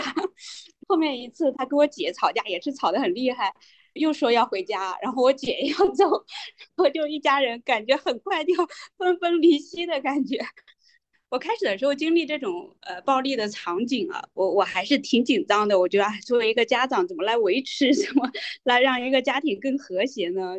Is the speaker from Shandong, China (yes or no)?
yes; Heze, Shandong, China; accent: Shandong dialect; moved away as an adult; now in Shenzhen, China; 我们老家的习俗啊，山东那边